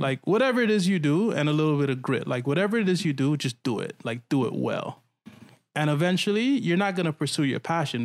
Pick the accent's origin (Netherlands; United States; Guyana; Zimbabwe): Guyana; I'm from Guyana